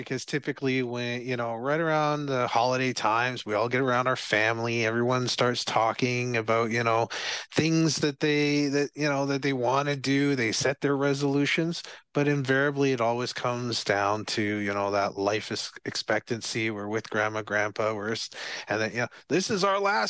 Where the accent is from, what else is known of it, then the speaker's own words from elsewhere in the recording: Barbados; Yeah, I skated before, but very, very little before, because I came from Barbados.